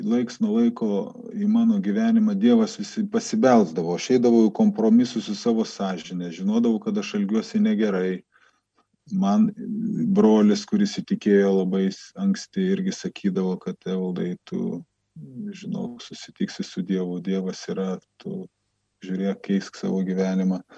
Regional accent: Klaipėda, Klaipėda County, Lithuania; moved away as an adult; now in Vilnius, Lithuania; aš esu 45 metų, neseniai Vilnietis. Visą savo gyvenimą pragyvenau Klaipėdai, Ostamesti

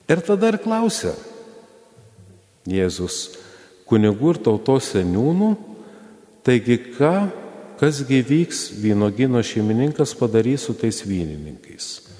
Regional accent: Lithuania; mes lietuviai

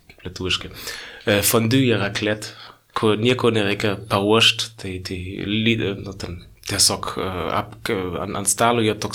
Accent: Northern Bavaria, Germany; Lithuanian is a second language; moved away as an adult; now in Lithuania; Tai aš esu iš Bavarijos, bet aš esu iš Šiaurės Bavarijos, kur yra per pusę protestantų, per pusę katalikų. Tai aš iš protestantų pusės

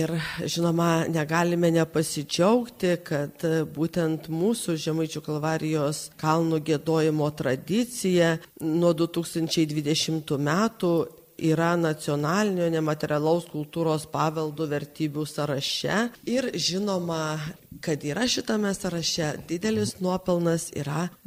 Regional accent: Samogitia, Lithuania; aš esu pati žemaitė

